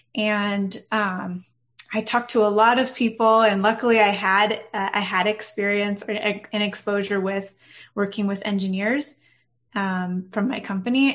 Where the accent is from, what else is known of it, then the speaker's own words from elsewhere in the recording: Orange County, California, United States; now in San Diego, United States; Not originally, no. I'm from Orange County, so not very far.